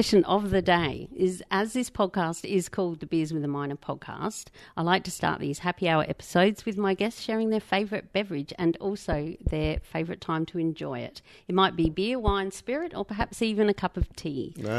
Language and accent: English; South Australia, Australia; I'm from South Australia originally, Greg.